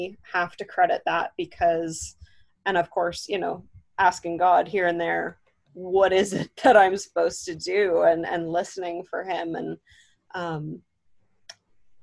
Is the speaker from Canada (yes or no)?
yes; Southwestern Ontario, Canada; I am from Southwestern Ontario, Canada